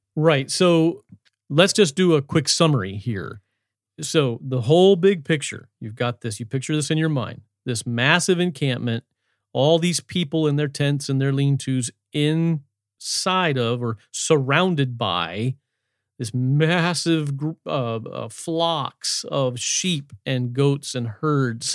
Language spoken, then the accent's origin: English; Shenandoah Valley, Virginia, United States; I grew up in the Shenandoah Valley of Virginia in the hills